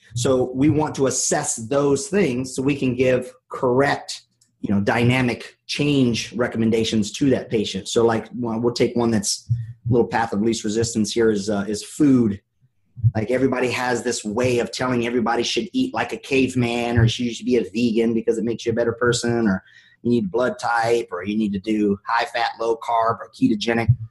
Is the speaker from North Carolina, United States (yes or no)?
yes; North Carolina, United States; I'm from North Carolina